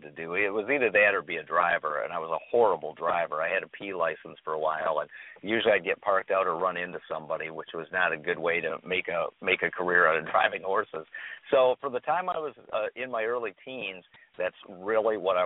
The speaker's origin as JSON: {"language": "English", "region": "Michigan", "country": "United States", "tie": "born or raised there", "said": "I grew up in Michigan, and my father and grandfather raced standardbreds as a hobby"}